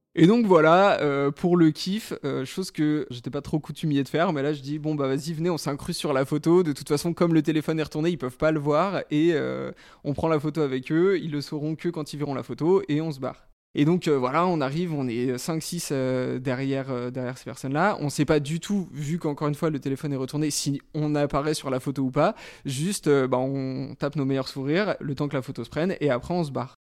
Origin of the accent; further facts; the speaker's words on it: Fontenay-sous-Bois, Île-de-France, France; now in Paris, France; j'ai 26 ans et j'ai grandi à Fontenay-sous-Bois, maintenant je suis à Paris